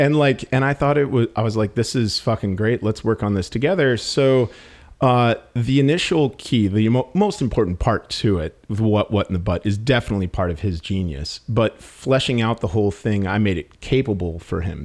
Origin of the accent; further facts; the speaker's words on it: Milwaukee, Wisconsin, United States; moved away; I came from Milwaukee, and Milwaukee, like, prides itself on really goofy yet sophisticated humor